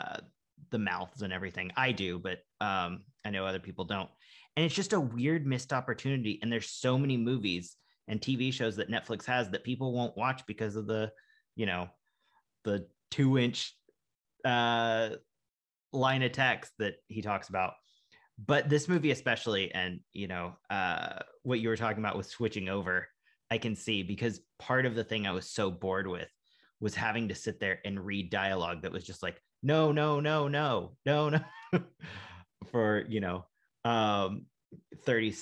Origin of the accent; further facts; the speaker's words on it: United States; I'm an American